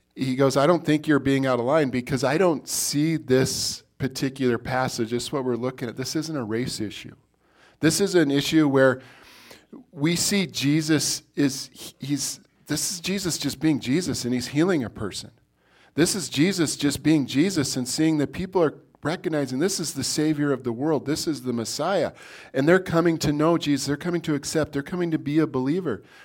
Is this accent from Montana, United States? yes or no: yes; Billings, Montana, United States; I was born in Billings, Montana